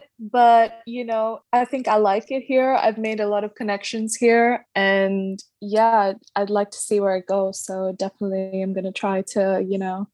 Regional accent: Dubai, United Arab Emirates; also born or lived in Mangalore, India; now in London, United Kingdom; Yeah, I'm from Mangalore, India. That's with an M. And I grew up in Dubai, and now I'm currently based in London.

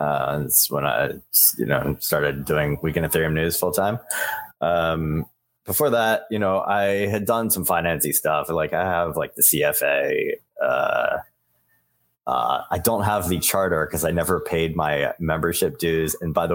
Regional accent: Texas, United States; also born or lived in Philadelphia, United States / Buenos Aires, Arkansas, United States; I come from Texas and Philadelphia by way of a little stint in Buenos Aires. And that's about where I come from.

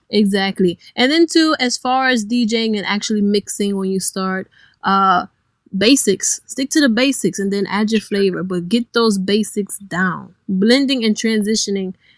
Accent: Cleveland, Ohio, United States; moved away as an adult; now in New Orleans, United States; I am originally from Cleveland, Ohio, hmm. and I have only been in New Orleans a year

